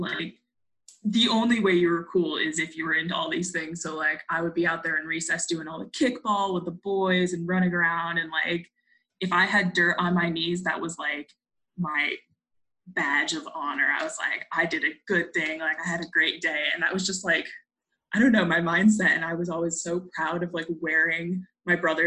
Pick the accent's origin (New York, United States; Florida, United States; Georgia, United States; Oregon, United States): New York, United States; Manlius; moved away; I was born in Manlius. I just lived in a different neighborhood than when you met me.